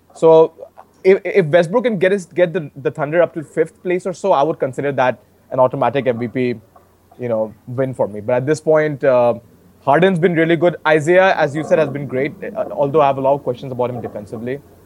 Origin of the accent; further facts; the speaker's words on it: Varanasi, Uttar Pradesh, India; my home state of Uttar Pradesh